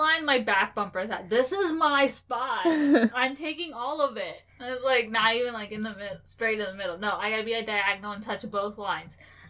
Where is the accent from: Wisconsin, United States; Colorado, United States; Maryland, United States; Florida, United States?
Maryland, United States; I'm from Maryland.